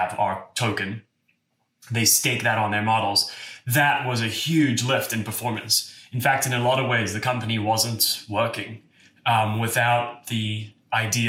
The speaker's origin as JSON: {"language": "English", "town": "Cape Town", "region": "Western Cape", "country": "South Africa", "tie": "born or raised there", "moved": "as an adult", "lives_now": "San Francisco, United States", "said": "I grew up in Cape Town"}